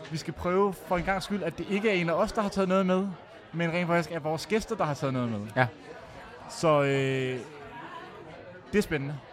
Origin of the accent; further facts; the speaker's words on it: Copenhagen, Capital Region of Denmark, Denmark; jeg er jo født og opvokset på Østerbro, som du også siger. Indre Østerbro.